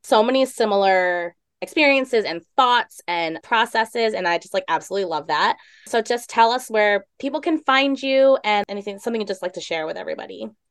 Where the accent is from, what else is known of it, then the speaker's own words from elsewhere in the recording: East Coast, United States; Growing up on the East Coast